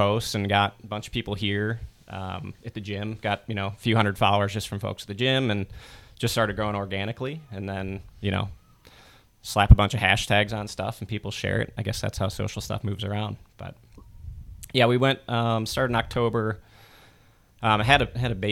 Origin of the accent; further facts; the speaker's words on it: Cleveland, Ohio, United States; moved away; I grew up in Cleveland too. So just across, I'm an East Sider.